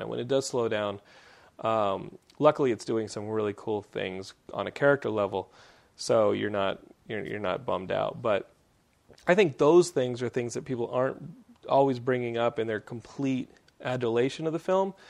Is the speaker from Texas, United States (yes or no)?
yes; Texas, United States; accent: Texan; my Texan accent